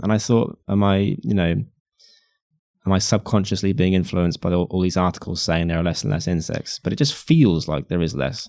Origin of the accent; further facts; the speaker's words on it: United Kingdom; I'm white and I'm British and I'm a guy